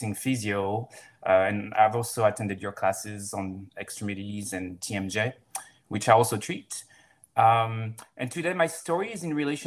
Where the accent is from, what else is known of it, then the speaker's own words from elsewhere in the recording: France; moved away as an adult; also born or lived in Florida, United States; now in Seattle, United States; I'm from France